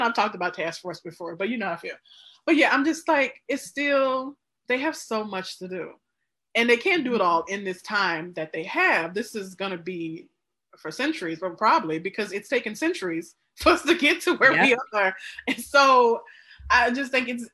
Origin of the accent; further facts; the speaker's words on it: Mississippi, United States; moved away; I'm from Mississippi. My mom and my brother still live